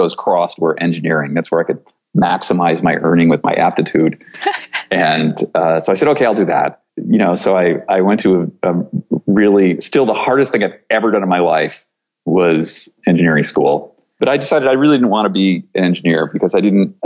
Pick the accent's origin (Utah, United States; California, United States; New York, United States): New York, United States; rural upstate New York near Buffalo, United States; I grew up in a small farming community in rural upstate New York near Buffalo